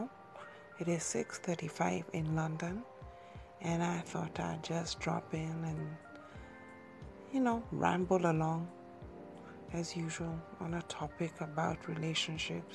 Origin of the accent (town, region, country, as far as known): Kenya; moved away as an adult; also born or lived in England